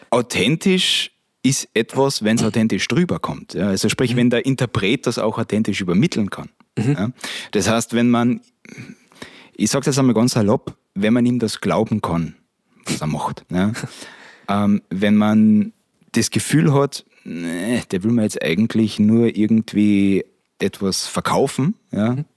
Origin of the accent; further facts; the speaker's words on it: Steindorf am Ossiacher See, Carinthia, Austria; Stefan und ich sind beide in Steindorf aufgewachsen